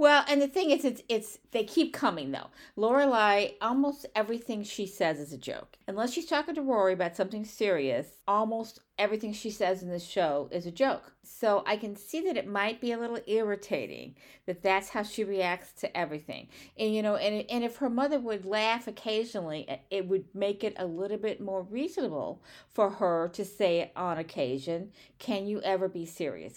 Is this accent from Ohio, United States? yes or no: no; St. Louis, Missouri, United States; where I'm from Saint Louis